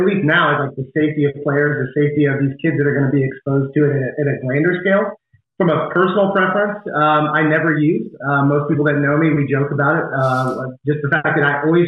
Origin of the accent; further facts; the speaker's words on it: Nashville, Tennessee, United States; played baseball growing up in Nashville, Tennessee, which is where I'm from, kind of raised there